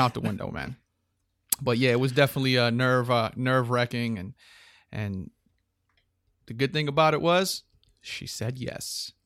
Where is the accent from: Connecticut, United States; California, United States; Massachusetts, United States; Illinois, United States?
Connecticut, United States; Hartford; I was born on July 14th in Hartford, Connecticut.